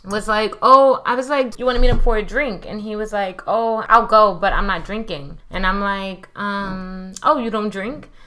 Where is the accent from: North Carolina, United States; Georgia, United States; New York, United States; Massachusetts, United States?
New York, United States; New York City; moved away; also born or lived in Miami; I'm from Brooklyn, but I used to live in Miami. Now I live here.